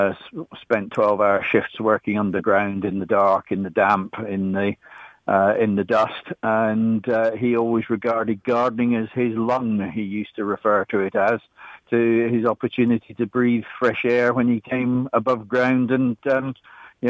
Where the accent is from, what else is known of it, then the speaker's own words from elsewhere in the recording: Kinross, Scotland, United Kingdom; now in Burcott, England; Born and brought up as a Scot